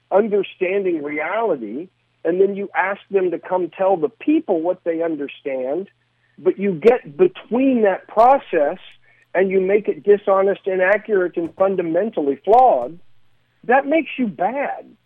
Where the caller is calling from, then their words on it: Studio City, California, United States; I am not calling you from Emeryville. I'm calling you from Studio City.